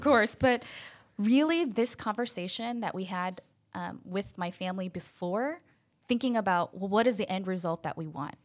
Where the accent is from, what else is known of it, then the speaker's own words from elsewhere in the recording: Chicago, Illinois, United States; now in Long Beach, United States; I'm actually from Chicago, so not a Californian um, by nature